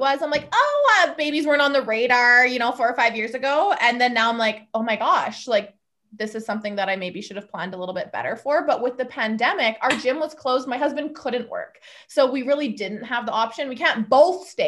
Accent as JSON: {"language": "English", "town": "Lethbridge", "region": "Alberta", "country": "Canada", "said": "I am from Lethbridge, Alberta, Canada"}